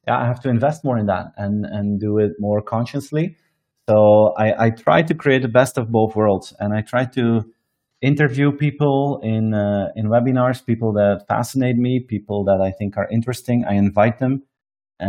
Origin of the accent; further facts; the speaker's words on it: Belgium; I present it from my hometown here in Belgium every single day.